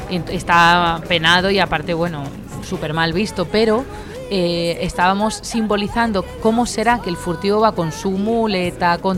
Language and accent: Spanish; Toledo, Castilla-La Mancha, Spain; Soy de Toledo